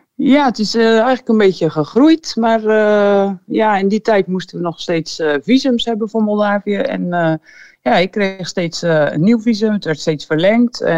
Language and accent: Dutch; Netherlands; moved away as an adult; now in Moldova; als Nederlanders